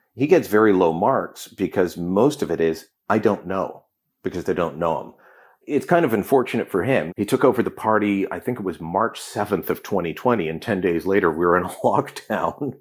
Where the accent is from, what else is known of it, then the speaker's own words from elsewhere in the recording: Hamilton, Ontario, Canada; when I was growing up in Hamilton